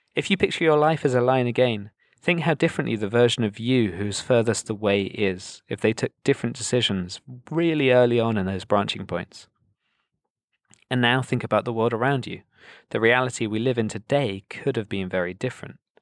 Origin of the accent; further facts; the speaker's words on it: United Kingdom; being British myself